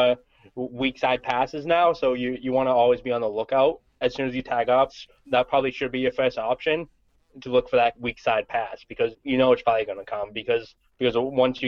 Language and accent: English; Boston, Massachusetts, United States; I'm from Boston